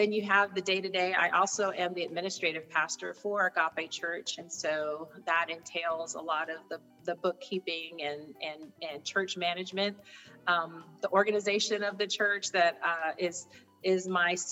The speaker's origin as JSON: {"language": "English", "town": "Morro Bay", "region": "California", "country": "United States", "tie": "born or raised there", "also_born_or_lived": "Mississippi", "moved": "as an adult", "said": "I was raised in the Central Coast area of California, a little town called San Luis Obispo. Well, actually, Morro Bay"}